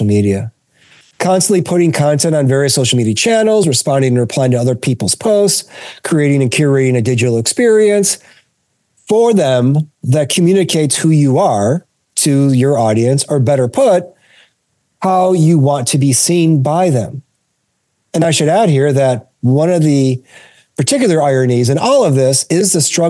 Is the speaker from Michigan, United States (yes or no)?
yes; Detroit, Michigan, United States; I grew up in Detroit, Michigan